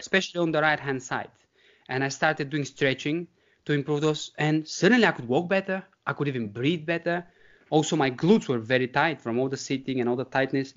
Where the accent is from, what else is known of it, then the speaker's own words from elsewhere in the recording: Bulgaria; moved away as an adult; now in United Kingdom; growing up in the Bulgarian countryside